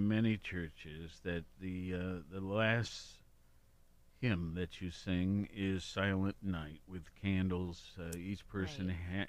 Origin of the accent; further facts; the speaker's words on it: Worthington, Ohio, United States; moved away as an adult; also born or lived in Honolulu, Hawaii / Los Angeles / Denver / Washington, D.C.; now in Athens, United States; I was raised in Columbus or Worthington.